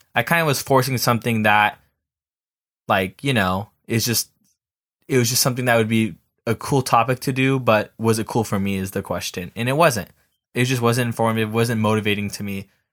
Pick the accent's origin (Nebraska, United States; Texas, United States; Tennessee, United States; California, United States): California, United States; Southern; I'm from the South, uh, from, you know, Southern California